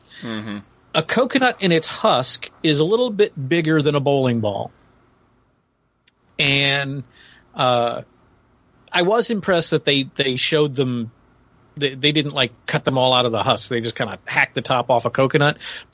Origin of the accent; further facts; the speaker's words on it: Florida, United States; I live in Florida, I grew up in Florida, we had a freaking coconut palm in our backyard